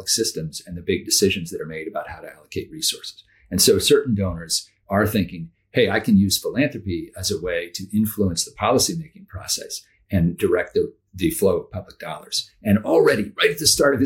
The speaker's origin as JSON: {"language": "English", "town": "Amherst", "region": "Massachusetts", "country": "United States", "tie": "born or raised there", "said": "I grew up in Western Massachusetts in a town called Amherst"}